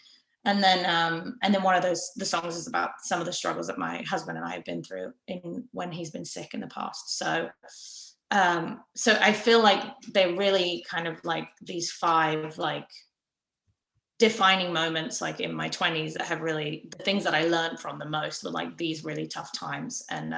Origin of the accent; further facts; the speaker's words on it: England, United Kingdom; just because I'm English, there's like a little bit of … in like a couple of the songs